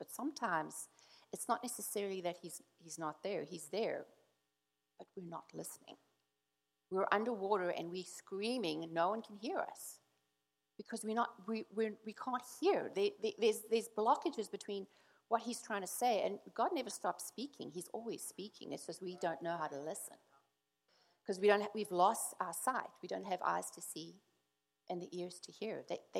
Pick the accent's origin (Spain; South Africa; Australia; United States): South Africa; because we come from South Africa, and anyone knows South Africa was like, suck it up, buttercup, stop complaining, pull yourself together, right?